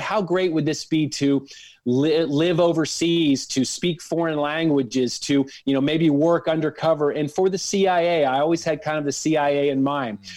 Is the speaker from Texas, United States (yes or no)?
yes; Dallas, Texas, United States; I grew up in North Dallas